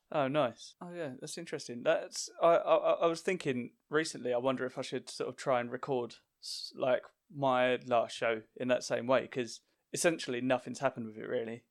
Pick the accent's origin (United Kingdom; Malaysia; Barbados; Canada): United Kingdom; Essex, East of England; I'm from Essex, which gets a lot of stick